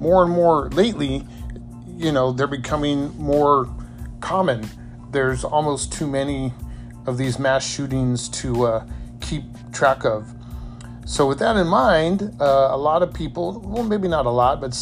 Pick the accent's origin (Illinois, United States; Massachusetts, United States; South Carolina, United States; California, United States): California, United States; San Diego; as a kid growing up in San Diego